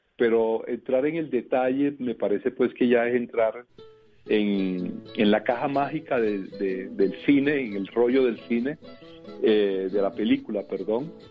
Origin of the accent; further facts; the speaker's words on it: Valledupar, Cesar, Colombia; todos somos Vallenatos, los del Valledupar